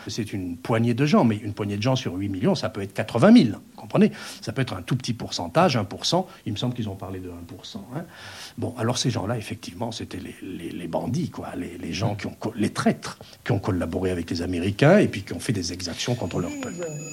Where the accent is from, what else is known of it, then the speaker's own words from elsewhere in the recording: France; chez nous, en France